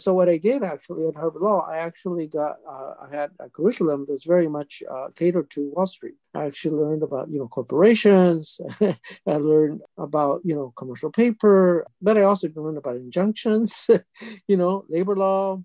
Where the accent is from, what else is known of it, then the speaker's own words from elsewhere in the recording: Mexico; now in California, United States; I grew up in poverty in Mexico with a single mom